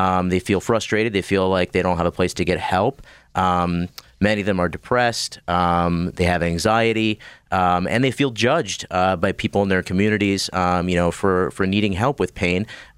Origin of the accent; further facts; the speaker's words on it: State College, Pennsylvania, United States; So I grew up in Central PA, State College. Went to LECOM in Erie for med school. Moved here to Pittsburgh for a couple years to do my clinical rotations at the hospitals here.